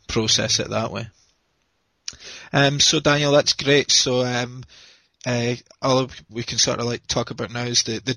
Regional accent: Scotland, United Kingdom; I'm from Scotland in the UK

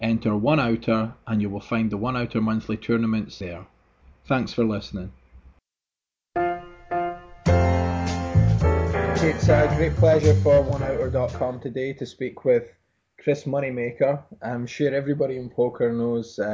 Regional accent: Scotland, United Kingdom; I'm from Scotland

